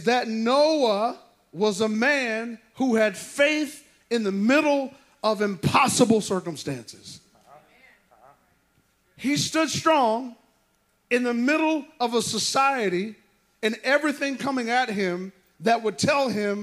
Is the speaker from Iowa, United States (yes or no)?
yes; Sioux City, Iowa, United States; moved away; I was born and raised in Sioux City, Iowa